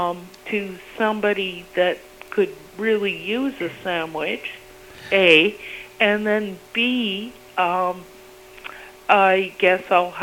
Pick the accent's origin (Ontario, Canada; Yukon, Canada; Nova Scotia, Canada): Nova Scotia, Canada; moved away; I'm from Nova Scotia.